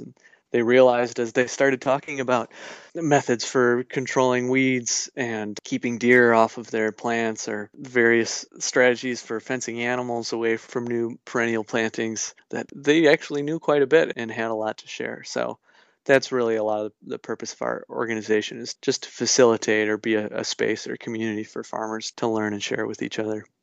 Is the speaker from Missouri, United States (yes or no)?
no; Gays Mills, Wisconsin, United States; I grew up near the Gays Mills area